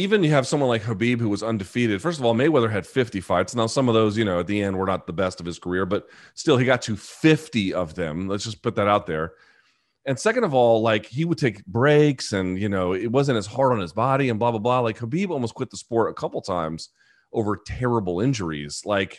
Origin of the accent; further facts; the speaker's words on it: Australia; I'm Australian, so obviously I have a biased view of Volkanovski.